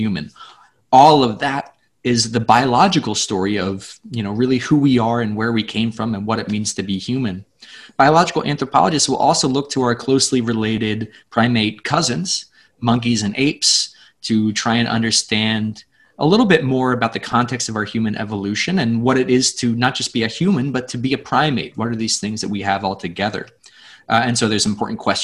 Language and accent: English; Pennsylvania, United States; where I grew up in Pennsylvania